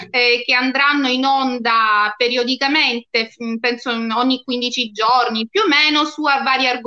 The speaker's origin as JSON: {"language": "Italian", "town": "Nocera Terinese", "region": "Calabria", "country": "Italy", "said": "del mio paese"}